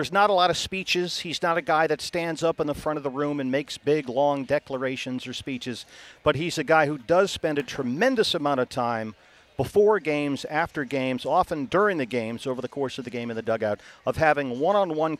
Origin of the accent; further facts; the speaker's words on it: Boston, Massachusetts, United States; moved away as an adult; also born or lived in Atlanta / Bristol / Arizona; now in Phoenix, United States; I grew up in Boston, which is a tremendous sports town